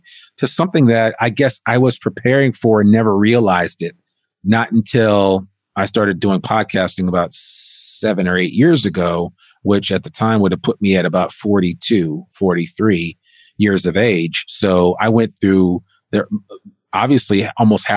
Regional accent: northern New Jersey, United States; I grew up right outside of New York City in northern New Jersey

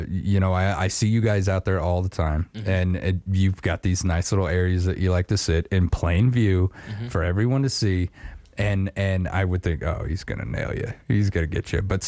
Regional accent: Star Valley, Wyoming, United States; where I grew up in Star Valley

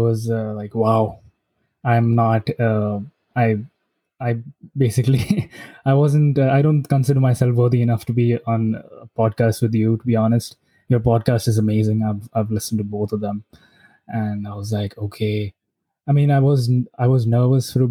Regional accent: Gurgaon, Haryana, India; also born or lived in Delhi; I lived in Delhi for just 3 months when I was born. And then we shifted to Haryana, Gurgaon.

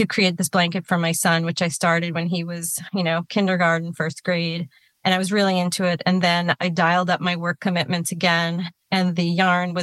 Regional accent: New York, United States; I grew up in New York

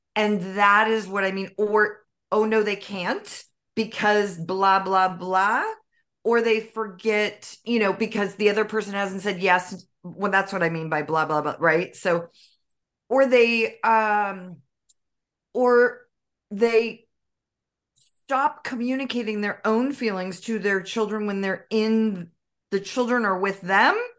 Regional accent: Northern California, United States; I was raised in Northern California

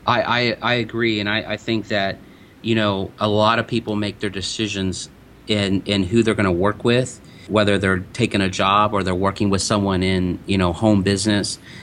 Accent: De Soto, Missouri, United States; growing up in DeSoto, Missouri

